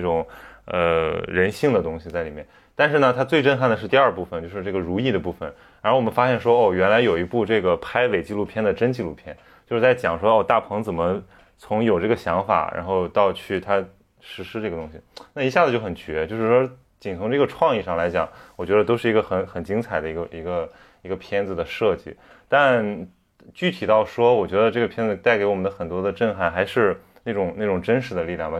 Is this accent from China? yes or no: yes; northern China, China; 我们这些北方人